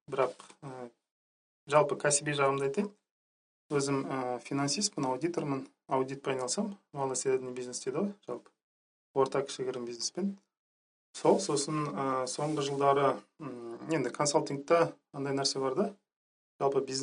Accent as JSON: {"language": "Kazakh", "town": "Zhanarka", "region": "Karaganda Region", "country": "Kazakhstan", "tie": "born or raised there", "moved": "yes", "lives_now": "Astana, Kazakhstan", "said": "өзім астанада тұрам. ә, қарағанды облысының жаңарқа деген ауылы бар ауданы бар сол жаңарқадан боламын"}